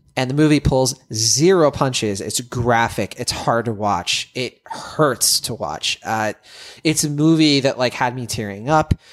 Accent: Worcester, Massachusetts, United States; I was, I was born in Worcester, Mass. Uh, you know, I'm from the Massachu-, from, from Massachusetts.

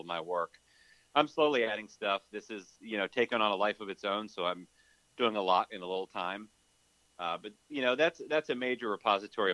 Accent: New England, United States; grew up in New England

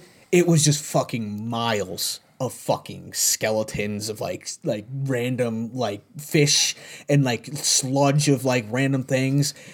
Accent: New York, United States; as a New Yorker and having family members that were down there during that time

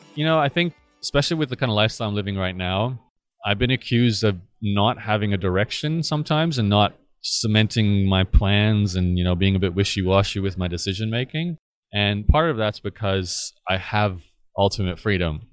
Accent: Australia; living and growing up in Australia

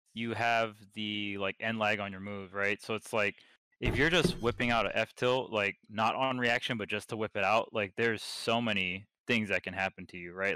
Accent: Hawaii, United States; I'm from Hawaii.

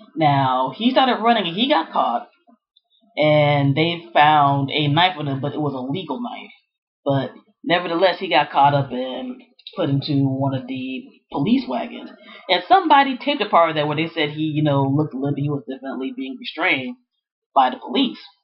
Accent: Prince George's County, Maryland, United States; Growing up in the Prince George's County, Maryland area back in the 80s and 90s

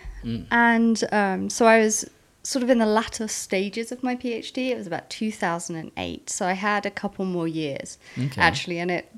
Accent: South East England, United Kingdom; also born or lived in Europe; now in London, United Kingdom; I was born just outside London, near Oxford, in the farmlands in England. Grew up there for most of my life, that and around Europe also. Moved to London after studying at a university called Durham in the north of England.

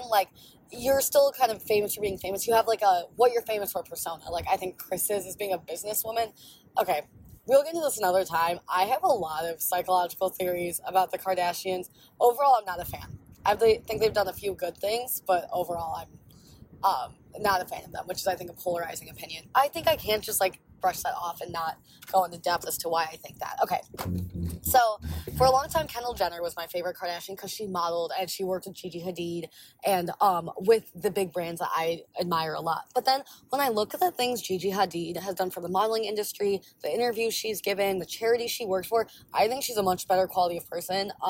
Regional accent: Israel; born there; Literally all I talk about is that like I was born in Israel and how that made me see the situation that's going on there.

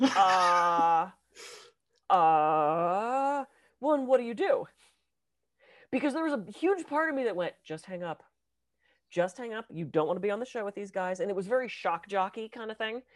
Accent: Pittsburgh, Pennsylvania, United States; I was raised in Pittsburgh.

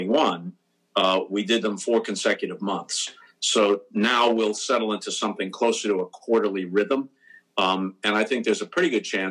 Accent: New York, United States; moved away as an adult; also born or lived in St. Louis, Missouri; When they ask me where I was born and raised, I say New York

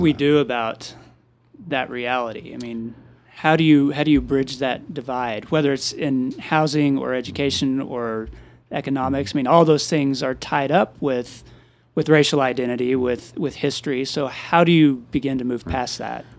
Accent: Amarillo, Texas, United States; I grew up in Southwest Amarillo. I still live in Southwest Amarillo

